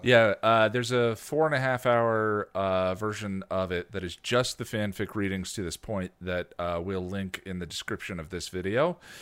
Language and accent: English; United States; I'm an American